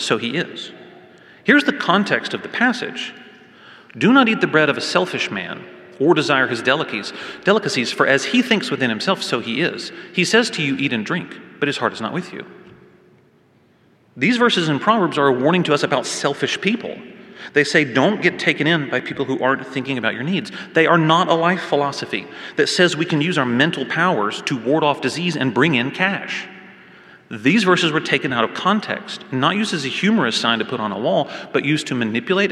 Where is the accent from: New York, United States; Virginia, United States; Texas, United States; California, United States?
Texas, United States; Waco; now in Fort Worth, United States; I grew up in Waco, and although I now call Fort Worth my home